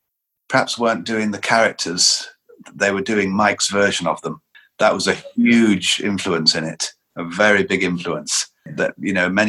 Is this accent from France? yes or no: no; Lancashire, North West England, United Kingdom; I grew up in Lancashire